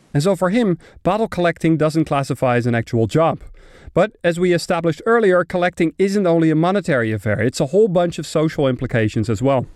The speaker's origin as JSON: {"language": "English", "town": "Amsterdam", "region": "North Holland", "country": "Netherlands", "tie": "born or raised there", "second_language": "English", "moved": "as an adult", "lives_now": "Berlin, Germany", "said": "my hometown Amsterdam"}